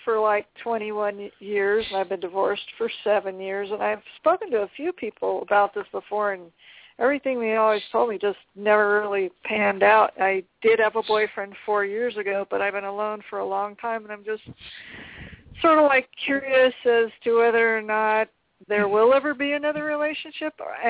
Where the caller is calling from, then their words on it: Albuquerque, New Mexico, United States; I'm calling from Albuquerque, New Mexico.